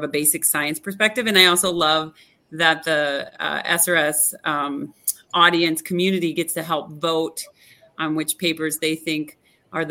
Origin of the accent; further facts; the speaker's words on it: Upper Peninsula of Michigan, United States; now in Dallas, United States; I am actually from the Upper Peninsula of Michigan